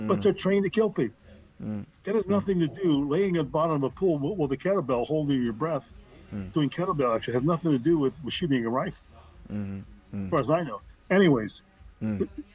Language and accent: English; Livonia, Michigan, United States; my hometown where I'm living here, Livonia, Michigan